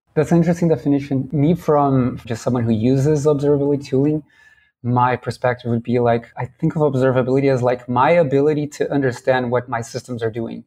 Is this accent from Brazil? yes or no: yes; Brazil; And I'm from Brazil. I'm in São Paulo right now